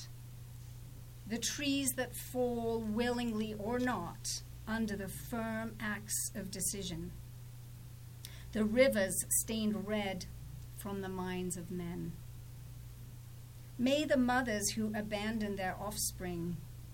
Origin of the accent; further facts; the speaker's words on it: England, United Kingdom; I'm English